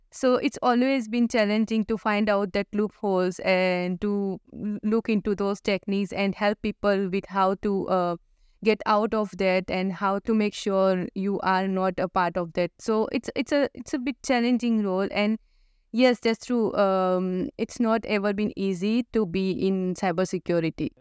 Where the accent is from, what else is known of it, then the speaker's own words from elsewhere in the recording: India; moved away as an adult; now in Australia; I come from India